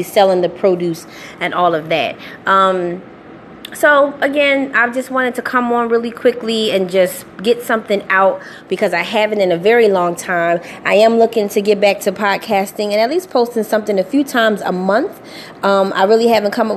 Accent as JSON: {"language": "English", "town": "Philadelphia", "region": "Pennsylvania", "country": "United States", "said": "I'm from Philadelphia, so our storefront is at 16 North 58th Street, Philadelphia, Pennsylvania"}